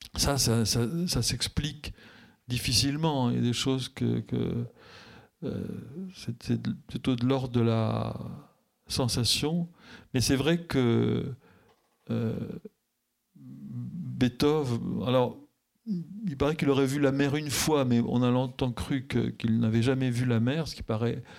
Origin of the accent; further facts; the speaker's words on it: France; je suis français